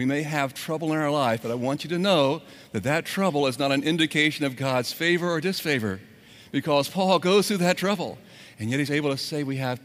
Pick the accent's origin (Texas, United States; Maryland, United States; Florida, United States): Florida, United States; Orlando; I was born here in Orlando in the last millennium